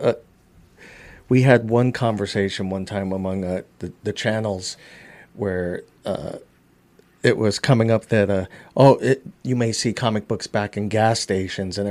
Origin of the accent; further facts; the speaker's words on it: New York City, New York, United States; I grew up in Queens, New York